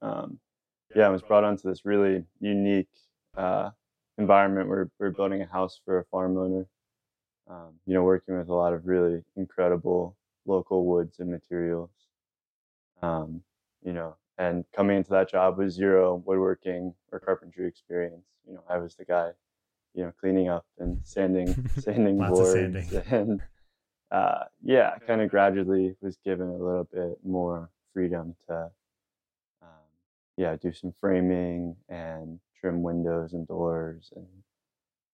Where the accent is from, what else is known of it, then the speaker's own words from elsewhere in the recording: Warrenton, Virginia, United States; moved away as an adult; also born or lived in Charlottesville, Virginia / Midcoast Maine; I grew up in a small town called Warrenton on the northern end of Virginia